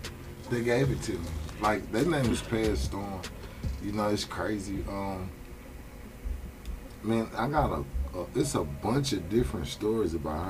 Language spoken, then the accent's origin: English; Houston, Texas, United States; Southside H-Town. Glen Iris, Hiram Clark.